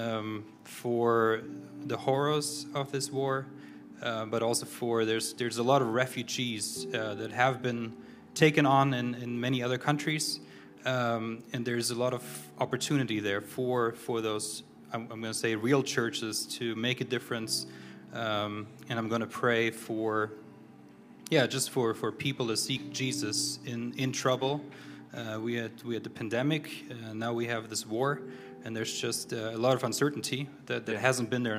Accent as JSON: {"language": "English", "country": "Germany", "tie": "born or raised there", "moved": "yes", "lives_now": "United States", "said": "I'm originally from Germany, born and raised."}